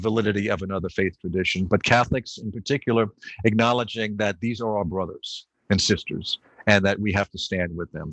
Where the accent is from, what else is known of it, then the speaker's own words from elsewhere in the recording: New York, United States; I grew up in New York